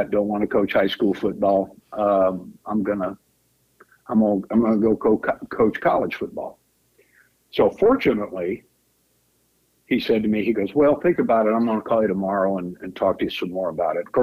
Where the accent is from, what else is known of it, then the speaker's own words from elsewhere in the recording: Sioux Falls, South Dakota, United States; also born or lived in Charleston, South Carolina; I was born in Charleston, South Carolina, at the naval base right there, and uh, eventually we moved up to South Dakota, and uh, I went to school in Sioux Falls, South Dakota